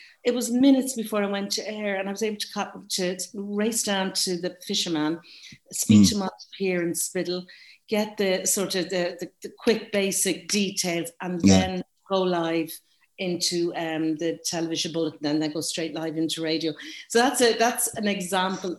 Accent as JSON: {"language": "English", "town": "Dublin", "region": "Leinster", "country": "Ireland", "moved": "as an adult", "lives_now": "Galway, Ireland", "said": "I'm from Dublin. I'm a Northside Dub living in Galway"}